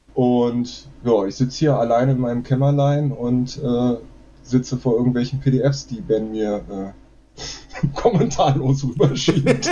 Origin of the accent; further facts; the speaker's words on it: Berlin, Germany; Ich bin auch aus Berlin ursprünglich